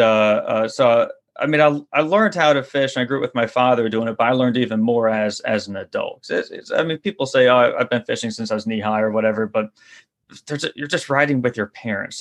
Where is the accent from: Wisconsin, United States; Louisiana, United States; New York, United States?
Louisiana, United States; for a kid growing up in Louisiana